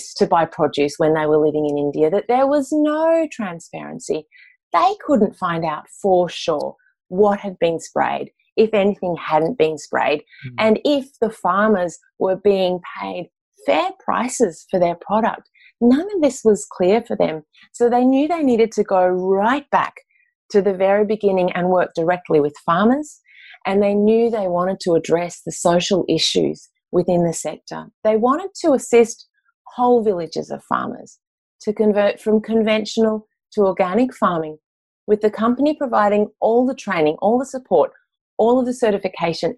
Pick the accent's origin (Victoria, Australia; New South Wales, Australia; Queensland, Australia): New South Wales, Australia; Mullumbimby; I was managing a detox centre in my hometown, Mullumbimby, in the Northern Rivers of New South Wales